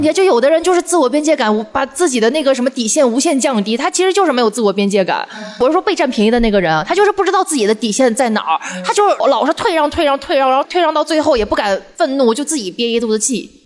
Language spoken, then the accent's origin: Chinese; Northeast China, China; 我们小的时候就是确实东北人有点那个什么